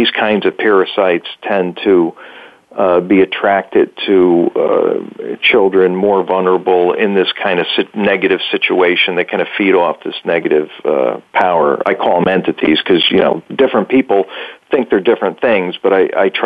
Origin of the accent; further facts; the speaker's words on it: Bridgeport, Connecticut, United States; I grew up in Bridgeport